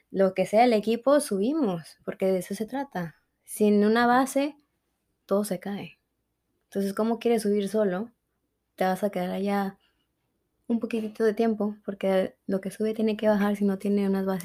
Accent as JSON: {"language": "Spanish", "country": "Mexico", "accent": "Mexican", "said": "entonces el acento mexicano se me mueve y he tratado de neutralizar mi acento lo más que pueda, pero a veces es difícil."}